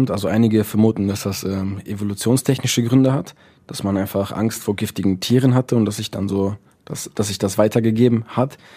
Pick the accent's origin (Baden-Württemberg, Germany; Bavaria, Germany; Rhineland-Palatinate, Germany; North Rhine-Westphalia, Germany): North Rhine-Westphalia, Germany; Essen; ähm, ich komme aus Essen.